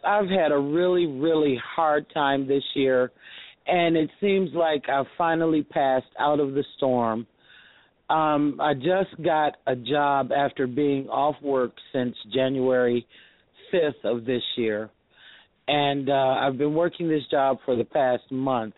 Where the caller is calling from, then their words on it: Detroit, Michigan, United States; I'm calling from Detroit, Michigan.